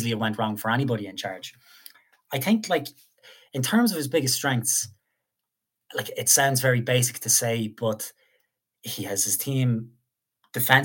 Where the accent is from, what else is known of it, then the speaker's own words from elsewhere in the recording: Ireland; as an Irish man